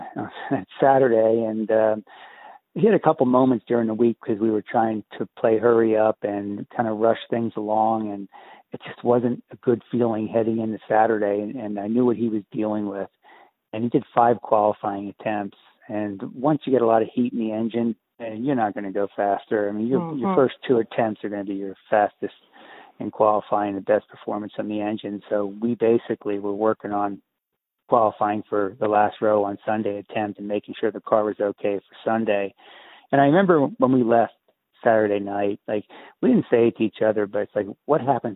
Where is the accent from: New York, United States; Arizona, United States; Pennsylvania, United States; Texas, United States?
Pennsylvania, United States; Easton; I grew up in Easton